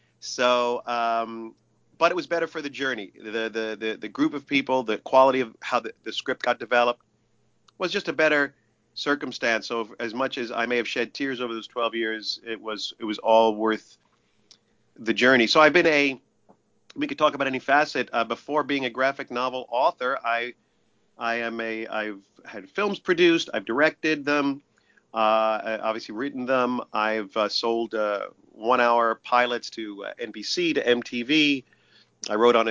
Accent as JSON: {"language": "English", "area": "Long Island", "region": "New York", "country": "United States", "tie": "born or raised there", "also_born_or_lived": "Brooklyn, New York", "moved": "as an adult", "said": "I'm from New York, born in Brooklyn, raised on middle class suburbia, Long Island"}